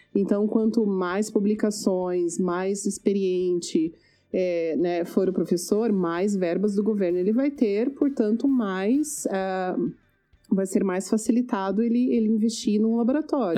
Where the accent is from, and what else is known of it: Brazil; moved away as an adult; now in Canada